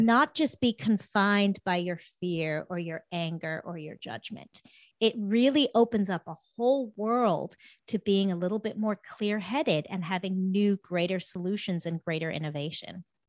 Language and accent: English; South Africa; moved away; I'm from, I'm originally from South Africa.